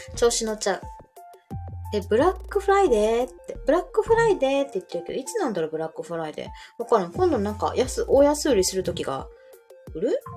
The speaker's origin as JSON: {"language": "Japanese", "region": "Kansai", "country": "Japan", "said": "関西のおばちゃんです"}